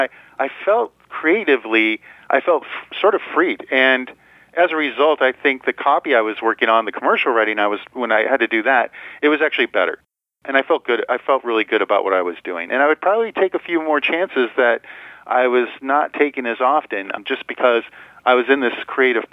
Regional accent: Midwest, United States; now in Las Vegas, United States; growing up in the Midwest

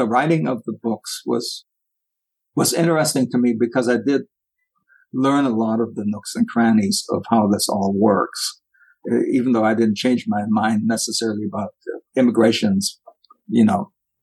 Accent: Germany; now in United States; as a former German

